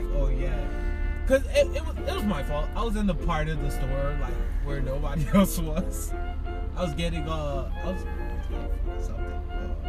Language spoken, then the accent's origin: English; Guyana; moved away; growing up, like, I grew up in South America.